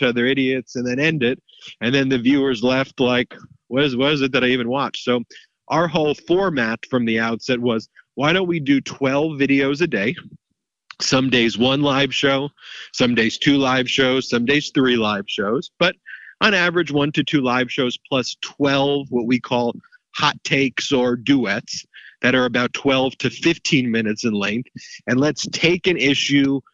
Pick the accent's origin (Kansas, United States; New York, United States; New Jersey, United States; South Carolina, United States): New York, United States; Long Island; moved away; I grew up in Long Island, New York